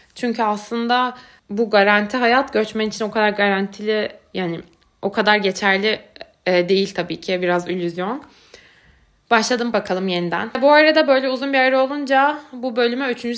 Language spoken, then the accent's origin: Turkish; Turkey; moved away as an adult; also born or lived in Istanbul; now in Berlin, Germany; ben de Türkiye'de doğdum, büyüdüm